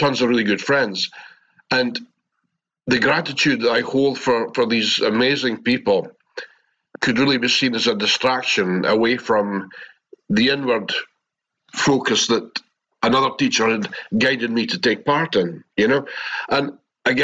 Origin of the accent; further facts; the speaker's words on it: Scotland, United Kingdom; accent: Scottish; my Scottish accent